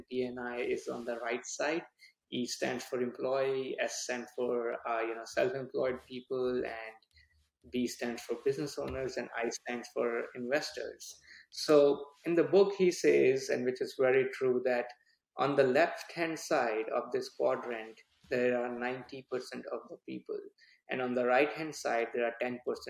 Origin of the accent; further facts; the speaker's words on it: India; moved away as an adult; now in United States; I was born and brought up in India.